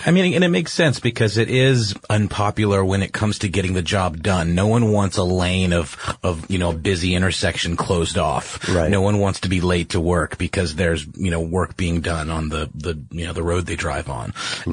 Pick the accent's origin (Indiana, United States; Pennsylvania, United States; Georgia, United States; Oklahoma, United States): Georgia, United States; Augusta; now in Atlanta, United States; in my hometown uh, in Augusta, Georgia